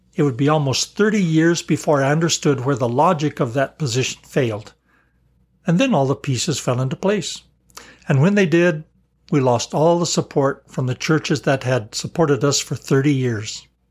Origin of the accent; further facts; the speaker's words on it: Colorado, United States; I was an outsider from Colorado with family ties in Arkansas.